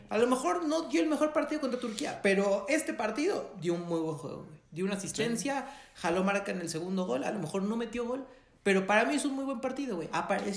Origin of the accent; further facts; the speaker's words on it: Mexico; ¿por qué nací en México?